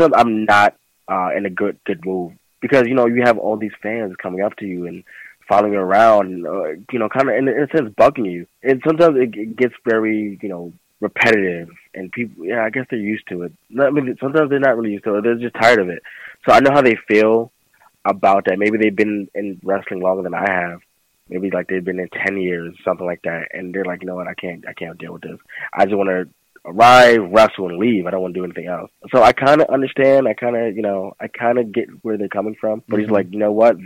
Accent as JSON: {"language": "English", "town": "New York City", "region": "New York", "country": "United States", "said": "Especially where I come from. I'm from the South Bronx"}